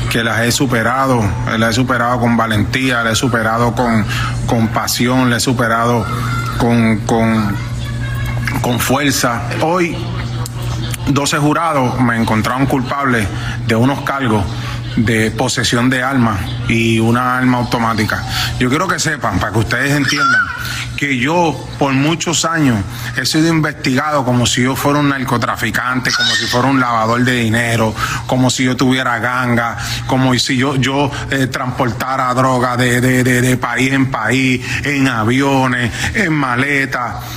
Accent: Puerto Rico; No me voy a ir de Puerto Rico. Soy boricua, mi papá dominicano

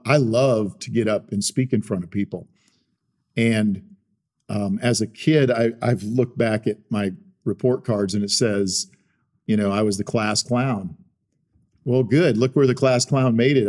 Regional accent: South Dakota, United States; moved away; I grew up in South Dakota

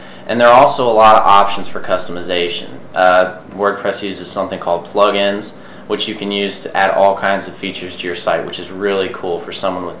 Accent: Indianapolis, Indiana, United States; I'm born and raised in Indiana. I'm a Hoosier from the east side of Indianapolis, and I'm a graduate of IUPUI.

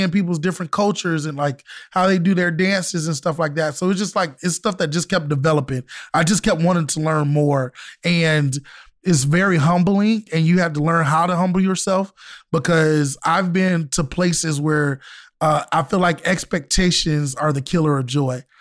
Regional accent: Florida, United States; I'm from Florida, so yeah, a lot of Jamaican food.

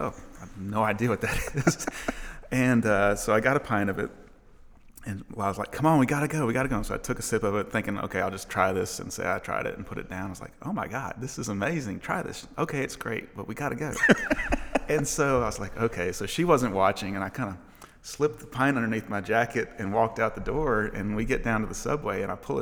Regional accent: Mississippi, United States; moved away as an adult; now in Nashville, United States; I'm from Mississippi.

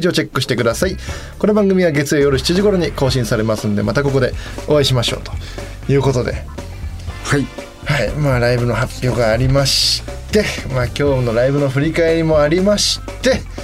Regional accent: Yokohama, Kanagawa, Japan; 地元横浜

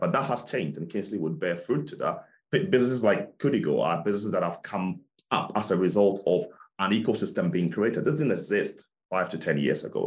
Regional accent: Ghana; moved away; also born or lived in London; So when I schooled in Ghana 30 years ago

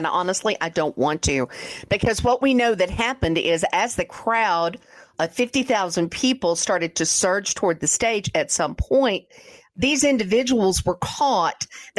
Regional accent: the South, United States; I'm from the South.

